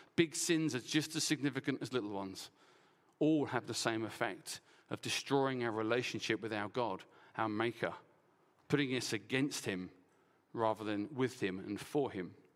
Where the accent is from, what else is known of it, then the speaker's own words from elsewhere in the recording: Essex, East of England, United Kingdom; I'm from Essex